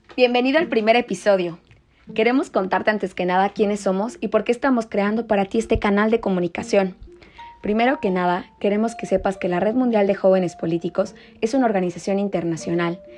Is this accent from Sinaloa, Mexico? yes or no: no; Morelos, Mexico; Todos somos mexicanos y todos somos morelenses